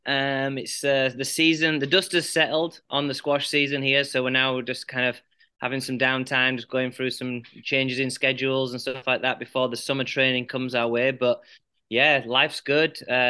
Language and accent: English; Huddersfield, Yorkshire and the Humber, United Kingdom; moved away as an adult; also born or lived in Paraguay; now in United States; I grew up in Huddersfield, England, in West Yorkshire.